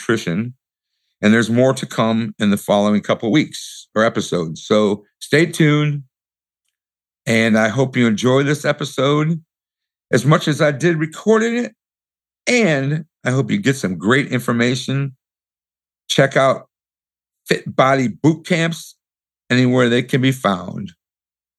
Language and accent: English; Michigan, United States; moved away; also born or lived in Atlanta; I was born in Michigan and raised in Michigan and moved to Atlanta.